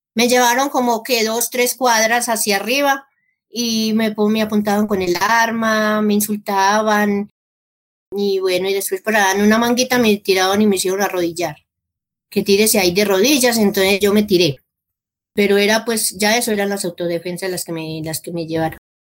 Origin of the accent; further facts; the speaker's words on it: El Carmen de Viboral, Antioquia, Colombia; moved away as an adult; also born or lived in Rionegro, Antioquia / Marinilla, Antioquia; now in El Peñol, Colombia; Yo soy del Carmen de Viboral